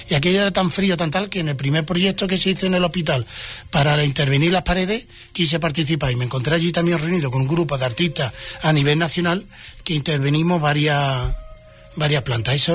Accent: Huelva, Andalusia, Spain

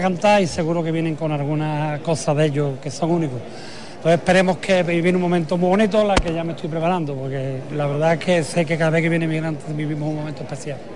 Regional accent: Huelva, Andalusia, Spain; mi tierra

